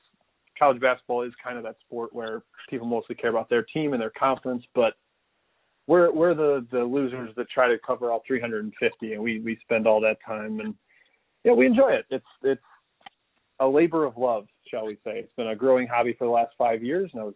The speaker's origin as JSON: {"language": "English", "town": "Milwaukee", "region": "Wisconsin", "country": "United States", "tie": "born or raised there", "also_born_or_lived": "Missouri", "said": "originally from the Milwaukee area, grew up around there"}